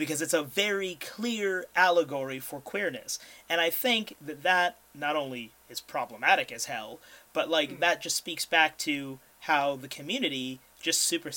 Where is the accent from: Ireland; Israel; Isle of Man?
Ireland; as an Irishman